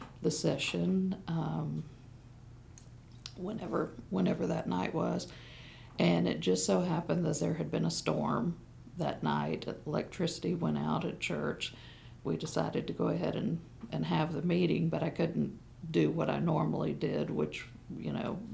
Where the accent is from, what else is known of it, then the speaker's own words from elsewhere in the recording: Tampa, Florida, United States; my life growing up in Tampa, Florida, at Lewis Memorial Cumberland Presbyterian Church